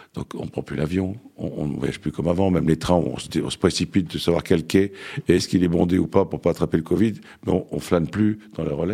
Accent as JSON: {"language": "French", "country": "Lebanon", "moved": "yes", "lives_now": "France", "said": "le Liban, mon pays d'origine"}